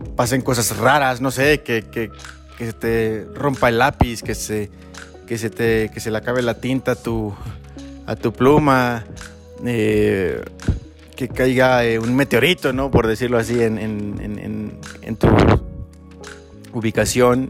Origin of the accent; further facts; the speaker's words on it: Mexico; yo nací en México